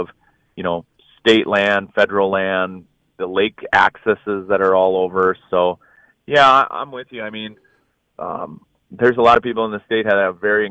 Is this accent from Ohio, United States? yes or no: no; northern Minnesota, United States; Grew up in northern Minnesota watching the Vikings.